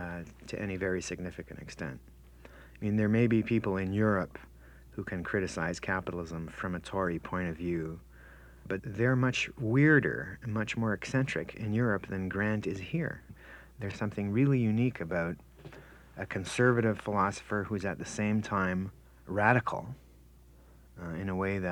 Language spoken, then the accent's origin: English; Canada; who we are as Canadians.